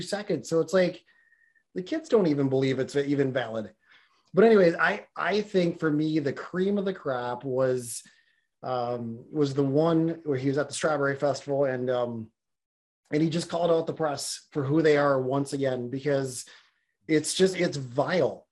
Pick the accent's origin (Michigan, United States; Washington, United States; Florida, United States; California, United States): Florida, United States; this is my home state here